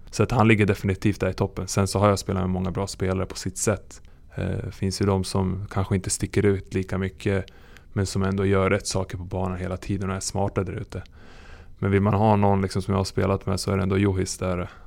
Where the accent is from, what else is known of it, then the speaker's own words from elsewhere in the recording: Serbia; now in Sweden; när jag föddes i Serbien